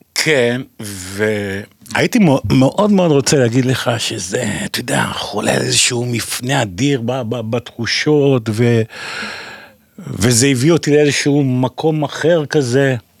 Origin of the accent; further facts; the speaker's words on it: Netanya, Central District, Israel; also born or lived in Tel Aviv; גדלתי אי שם בשנות ה-70 המוקדמות בנתניה.